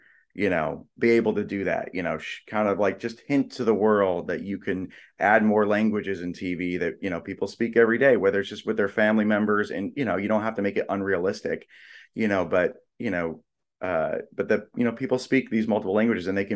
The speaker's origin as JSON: {"language": "English", "town": "Los Angeles", "region": "California", "country": "United States", "tie": "born or raised there", "said": "I grew up"}